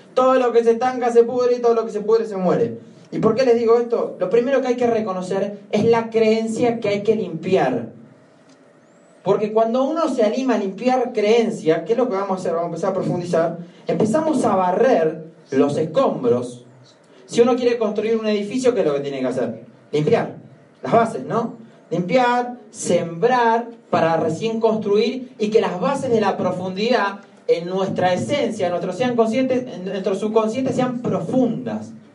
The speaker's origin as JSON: {"language": "Spanish", "country": "Argentina", "said": "En Argentina decimos"}